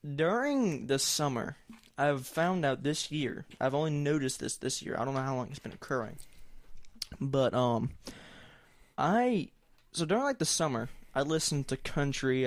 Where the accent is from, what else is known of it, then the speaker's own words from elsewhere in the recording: the South, Southern United States, United States; accent: thick Southern; I have a pretty thick Southern accent, and it fluctuates depending on who I'm talking